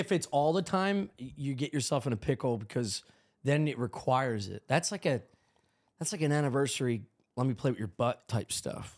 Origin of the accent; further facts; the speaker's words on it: Drexel Hill, Pennsylvania, United States; also born or lived in West Chester, Pennsylvania; We moved from Drexel Hill